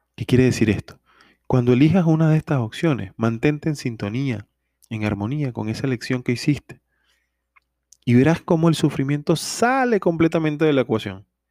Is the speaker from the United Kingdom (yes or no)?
no; Venezuela; en mi país, Venezuela